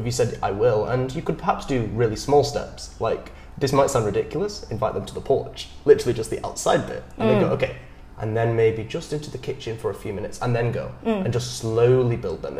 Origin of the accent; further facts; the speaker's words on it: England, United Kingdom; now in Ho Chi Minh City, Vietnam; I am from England.